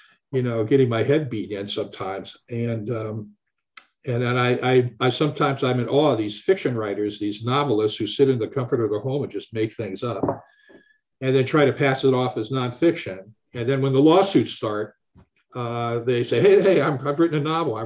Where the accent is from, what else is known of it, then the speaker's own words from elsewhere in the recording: Akron, Ohio, United States; my hometown, Akron, Ohio